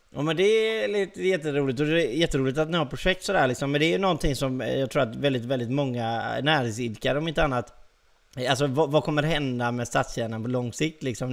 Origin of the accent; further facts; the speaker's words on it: Gothenburg, Västra Götaland, Sweden; accent: Gothenburg dialect; jag är göteborgare då. Måste jag ju betona med att prata lite göteborgska.